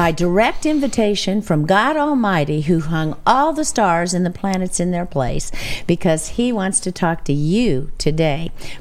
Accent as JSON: {"language": "English", "country": "United States", "said": "I'm American"}